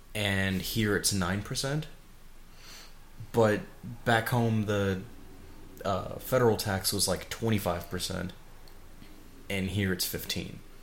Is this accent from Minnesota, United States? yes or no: no; Chicago, Illinois, United States; moved away as an adult; now in Oregon, United States; I was from Chicago